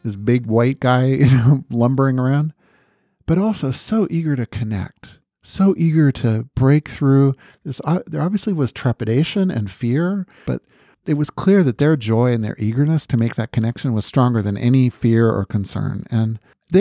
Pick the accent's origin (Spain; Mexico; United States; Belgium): United States